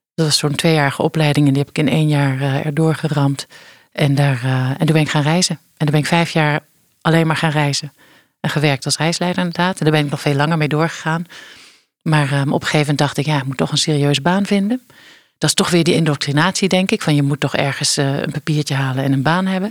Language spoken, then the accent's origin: Dutch; Geleen, Limburg, Netherlands; Ik ben eh, opgegroeid in Geleen, in Geleen, in eh, Zuid-Limburg